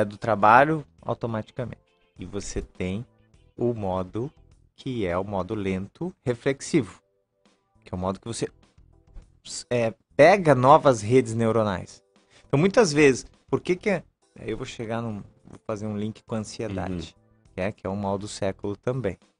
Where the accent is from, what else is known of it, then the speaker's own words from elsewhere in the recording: Lages, Santa Catarina, Brazil; eu sou catarinense, sou de Lages, mas o meu avô veio do, do Líbano.